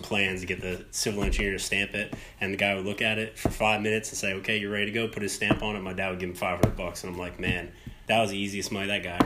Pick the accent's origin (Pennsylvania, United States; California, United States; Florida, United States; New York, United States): New York, United States; moved away as an adult; also born or lived in Albany, New York; now in Charlotte, United States; So I'm originally from New York, lived up there till I was about 22